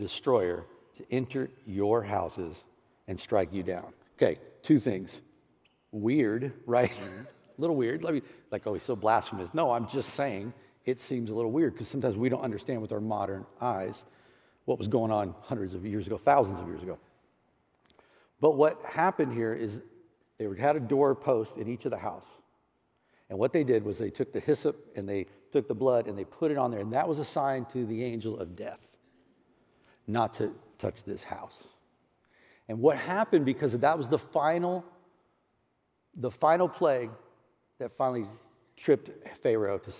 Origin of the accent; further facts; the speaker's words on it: Houston, Texas, United States; moved away; I grew up in Houston, Texas, a little area called Clear Lake City